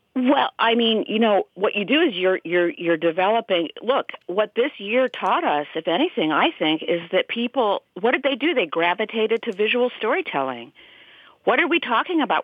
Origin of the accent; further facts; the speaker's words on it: Des Moines, Iowa, United States; we're both from Des Moines. Cloris was from Des Moines, as am I.